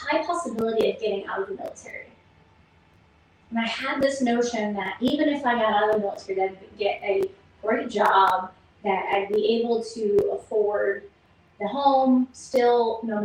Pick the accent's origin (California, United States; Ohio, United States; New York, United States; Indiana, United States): Ohio, United States; Toledo; also born or lived in Philadelphia, Pennsylvania; Mom moved us to Ohio, Toledo, Ohio to be exact.